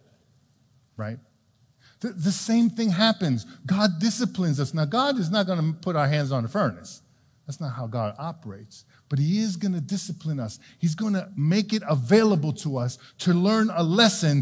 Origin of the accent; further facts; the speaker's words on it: New York City, New York, United States; When I was a kid, I grew up in New York City in Brooklyn.